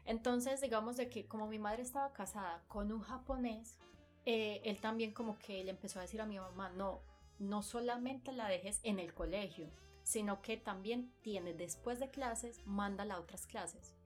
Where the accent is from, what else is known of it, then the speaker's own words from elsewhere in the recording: Medellín, Antioquia, Colombia; now in Japan; Yo soy de Medellín.